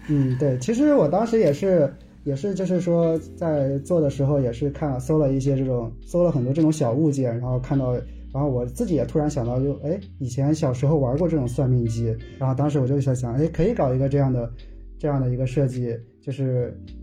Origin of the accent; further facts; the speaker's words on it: the North, northern China, China; 因为我是北方人嘛，好像在北方的话，我就感觉在城市中好像不是经常能看到